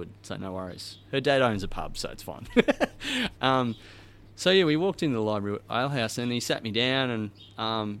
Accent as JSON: {"language": "English", "country": "Australia", "said": "I'm from Australia"}